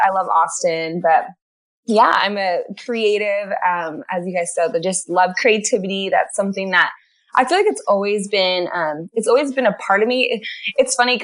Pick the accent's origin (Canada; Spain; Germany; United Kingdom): Canada; moved away as an adult; also born or lived in California; I'm from Canada. I'm not actually American. I'm married American. So I grew up in a Christian home up in Canada